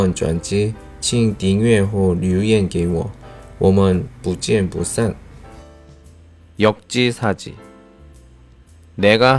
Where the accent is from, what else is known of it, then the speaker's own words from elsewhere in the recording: South Korea; 我是来自韩国的外教…老师，